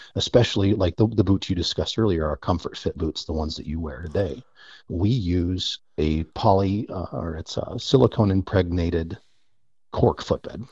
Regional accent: United States; born and raised on the North Platte River

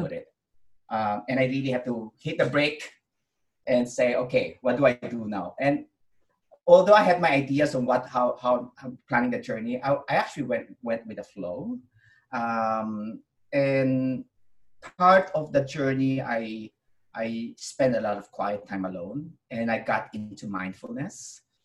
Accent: Philippines; I was born in the Philippines

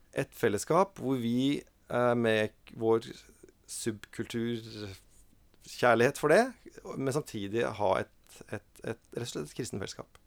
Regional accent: Oslo, Norway; also born or lived in Molde; Og så flytta vi til Oslo når jeg var en fire-fem år gammel

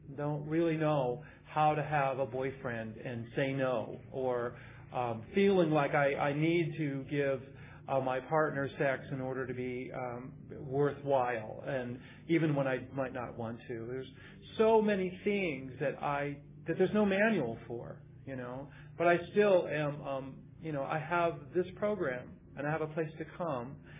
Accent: Midwest, United States; now in California, United States; it was a dangerous place growing up in the Midwest being gay. Um, I came, moved out to California

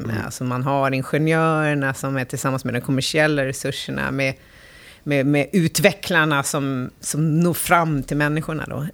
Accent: Älmsta, Stockholm County, Sweden; så jag växte upp i, i Roslagen, i en liten by som heter Älmsta

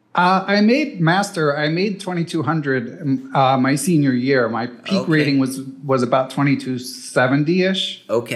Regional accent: Philadelphia, Pennsylvania, United States; I grew up in Center City, Philadelphia.

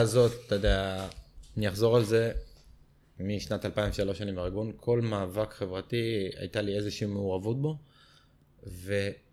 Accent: Herzliya, Tel Aviv District, Israel; אני גדלתי גם בהרצליה, אני בתור גולש תל אביבי

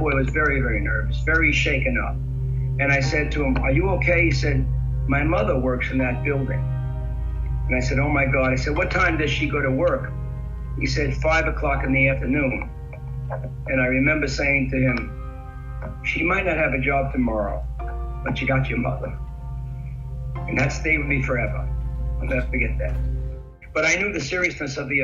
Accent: New York City, New York, United States; as a New Yorker, I know New York very well. I'm native, born here and everything else.

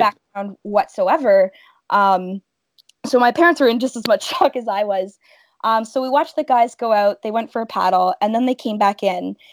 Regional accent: Welland, Ontario, Canada; I'm from Welland, Ontario, which is located in the heart of the Niagara region.

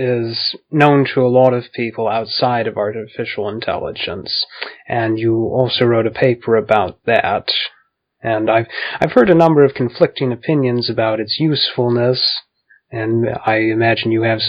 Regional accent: United States; as an American, yes.

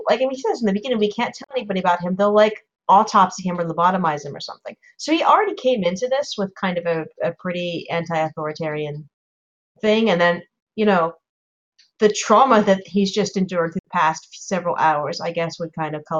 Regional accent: Philadelphia metro suburbs, Delaware County, Pennsylvania, United States; I grew up in the Philadelphia metro suburbs in Delaware County

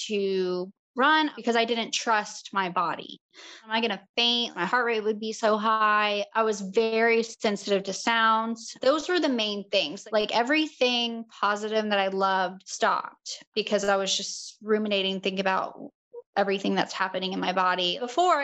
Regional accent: Charleston, South Carolina, United States; I'm from Charleston, South Carolina

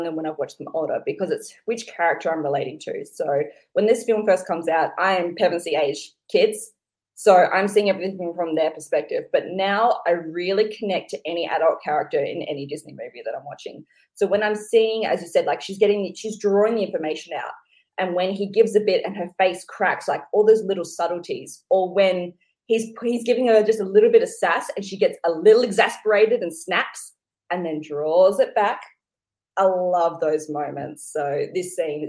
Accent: Australia; growing up in Australia, watching a lot of British comedies, having a lot of British family and friends

